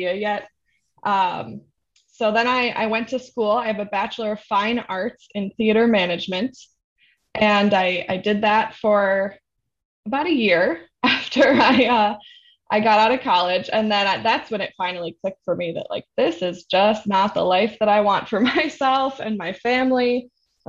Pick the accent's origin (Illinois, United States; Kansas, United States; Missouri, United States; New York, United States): New York, United States; Rochester; We live in Rochester, my hometown